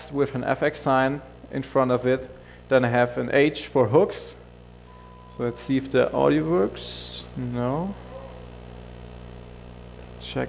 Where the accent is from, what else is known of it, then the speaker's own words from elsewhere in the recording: Germany; I'm from the German office, so I'm from Germany.